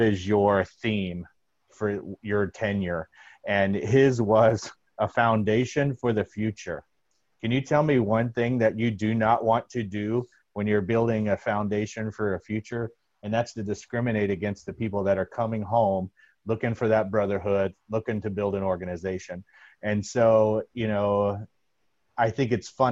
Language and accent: English; Florida, United States; moved away; also born or lived in Chicago; I'm originally from Florida